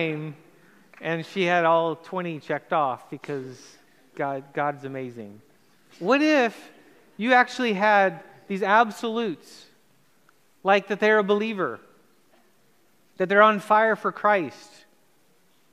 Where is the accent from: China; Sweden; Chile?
Chile; moved away; also born or lived in United States; I grew up in Chile, South America, had moved to America